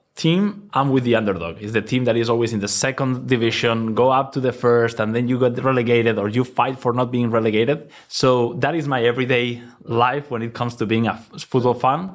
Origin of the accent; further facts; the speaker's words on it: Valencia, Valencian Community, Spain; English is a second language; moved away as an adult; now in New York, United States; I was born in Valencia. I spent my childhood there.